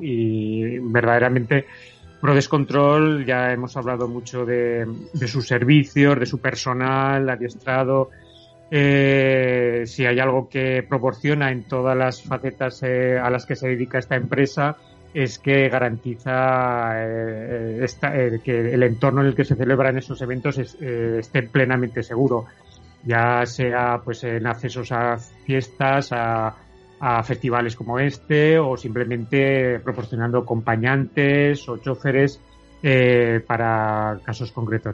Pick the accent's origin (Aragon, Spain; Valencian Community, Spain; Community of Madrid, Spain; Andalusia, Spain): Aragon, Spain; Tarazona; mi pueblo, en Tarazona, Tarazona de Aragón